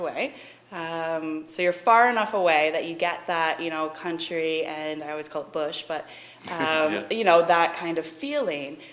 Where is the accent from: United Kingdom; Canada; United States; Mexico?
Canada; Barrie, Ontario; also born or lived in Toronto; I grew up in Barrie and then did my schooling in Toronto.